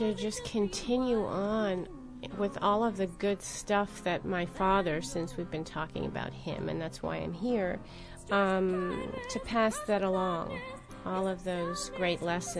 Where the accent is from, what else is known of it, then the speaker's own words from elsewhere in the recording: New York, United States; I'm just going back to just growing up in New York